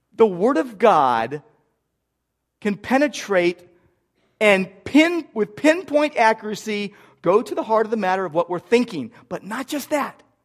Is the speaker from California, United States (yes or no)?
yes; Downey, California, United States; moved away; I grew up in Downey